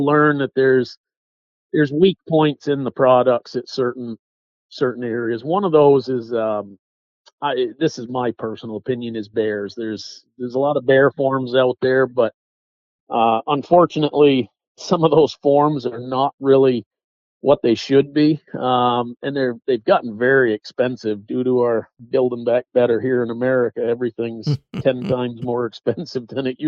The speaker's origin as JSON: {"language": "English", "region": "Western Massachusetts", "country": "United States", "tie": "born or raised there", "moved": "as an adult", "said": "I was born in Western Massachusetts"}